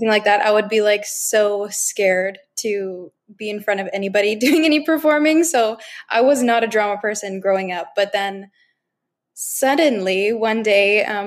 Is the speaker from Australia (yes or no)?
no; Bigstone Cree First Nation, Alberta, Canada; I am from the Bigstone Cree First Nation in Treaty 8 territory in Canada.